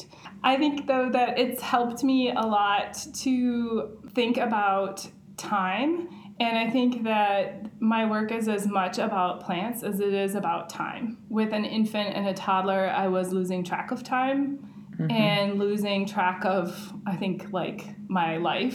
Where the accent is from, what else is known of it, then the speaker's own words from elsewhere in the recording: St. Paul, Minnesota, United States; I grew up in St. Paul, and the area that I grew up in is right near the intersection of 94 and 280.